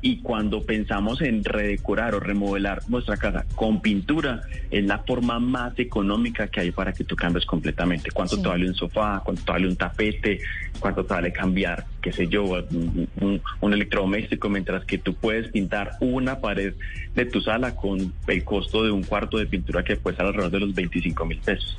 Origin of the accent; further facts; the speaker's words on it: Colombia; nosotros como colombianos